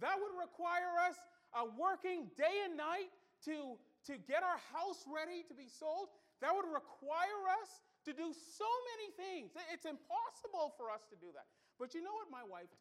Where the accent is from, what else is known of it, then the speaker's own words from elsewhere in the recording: Bahamas; moved away; also born or lived in Pensacola; I'm from the Bahamas